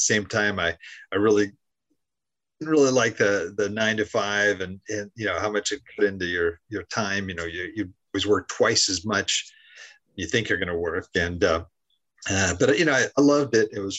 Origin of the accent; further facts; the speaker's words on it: Southern California, United States; also born or lived in Haiti; I'm from Southern California. That's where I am right now. I grew up in this area